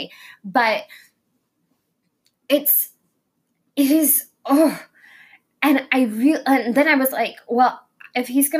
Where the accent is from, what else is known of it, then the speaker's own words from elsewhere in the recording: Tulsa, Oklahoma, United States; moved away as an adult; also born or lived in Kansas; I was from Tulsa